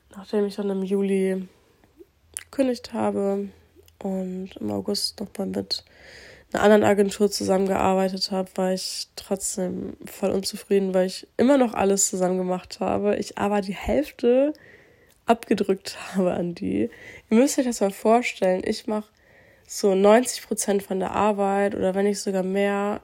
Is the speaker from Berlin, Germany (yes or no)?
no; Aurich, Lower Saxony, Germany; also born or lived in Croatia (family); hier aus Aurich kenne, wo ich aufgewachsen bin